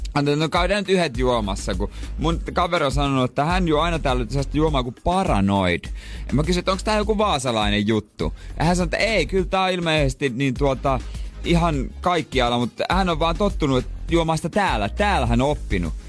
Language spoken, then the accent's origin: Finnish; Seinäjoki, South Ostrobothnia, Finland; mä oon seinältä kotoisin